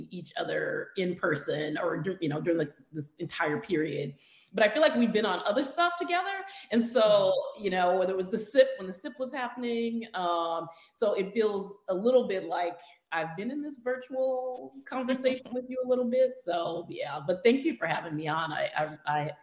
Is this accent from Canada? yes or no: no; Seattle, Washington, United States; moved away as an adult; now in Los Angeles, United States; I'm from Seattle, the Seattle area is home to Trident nuclear submarine bases. And when I was in high school